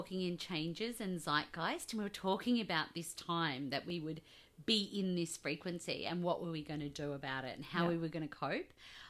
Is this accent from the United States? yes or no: no; Australia; accent: Australian